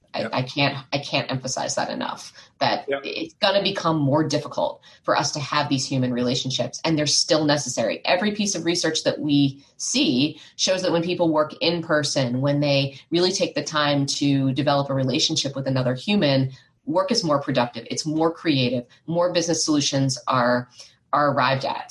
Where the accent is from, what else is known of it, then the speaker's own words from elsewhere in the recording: United States; I was growing up outside of Washington, D.C., in the States